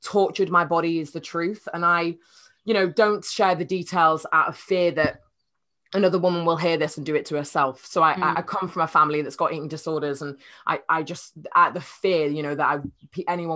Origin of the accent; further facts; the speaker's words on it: Cheshire, North West England, United Kingdom; moved away as an adult; also born or lived in Nottingham; now in London, United Kingdom; I'm from Cheshire, a tiny little village in Cheshire, which is near Manchester